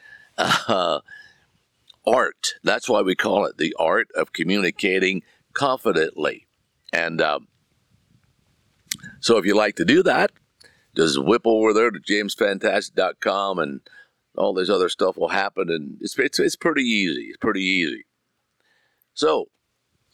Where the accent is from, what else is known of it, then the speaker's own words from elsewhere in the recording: United States; I'm an American citizen. I was born right here. In fact, I can sit here in my backyard and look about 200 yards from here into the bedroom window that I was born